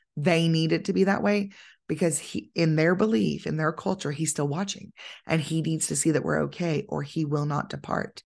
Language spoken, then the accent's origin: English; United States; I'm an American